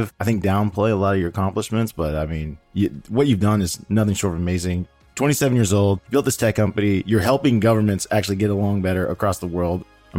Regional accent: Washington, District of Columbia, United States; I was born and raised in the Washington, D.C. area as well.

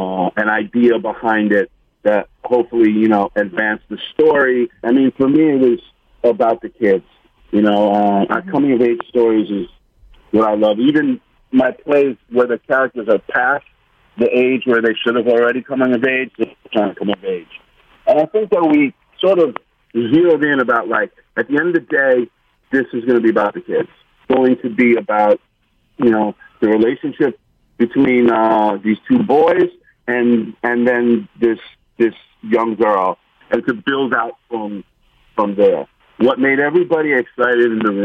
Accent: New York, United States; I grew up on the Upper West Side, but all my days and early evenings were school was up in Harlem

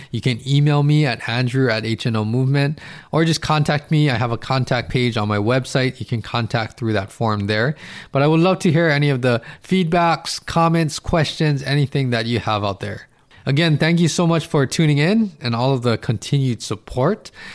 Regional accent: Hawaii, United States; I'm in Hawaii, I'm from Hawaii

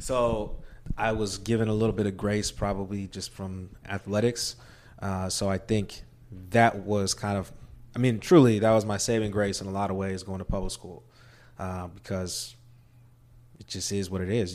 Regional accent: Maryville, Missouri, United States; I, uh, actually grew up in Maryville, Missouri, small town, rural Missouri

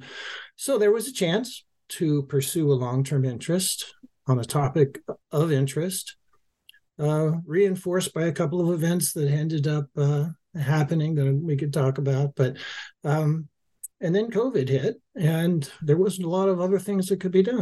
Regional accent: Los Angeles, California, United States; I grew up in Los Angeles

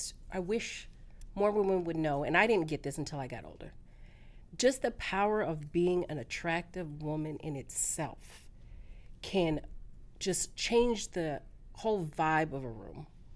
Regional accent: California, United States; also born or lived in Dallas / Tampa; now in Atlanta, United States; You couldn't tell me nothing. Coming from California.

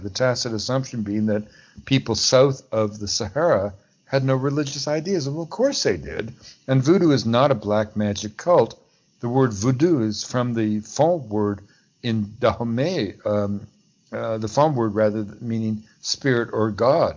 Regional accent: Montreal, Quebec, Canada; first language English; also born or lived in Pacific Northwest / Washington, D.C.; now in Vancouver, Canada; I grew up as a Canadian, an Anglophone, uh, living in a, su- a suburb of Montreal

